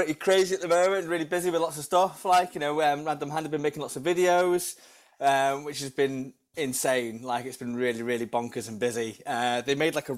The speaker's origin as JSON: {"language": "English", "region": "North Wales", "country": "United Kingdom", "said": "I was from North Wales"}